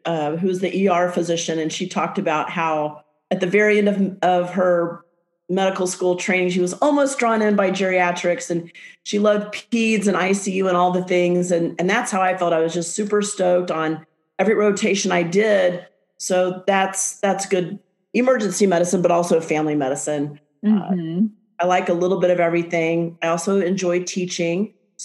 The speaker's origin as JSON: {"language": "English", "region": "Texas", "country": "United States", "tie": "born or raised there", "also_born_or_lived": "Portland, Oregon", "moved": "yes", "said": "back to Texas, my home state"}